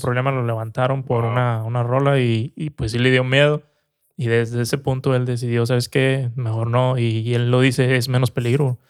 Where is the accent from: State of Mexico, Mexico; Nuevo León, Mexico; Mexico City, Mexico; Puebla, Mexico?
Nuevo León, Mexico; Montemorelos; moved away; Santiago, Nuevo León, Monterrey, Montemorelos, donde yo nací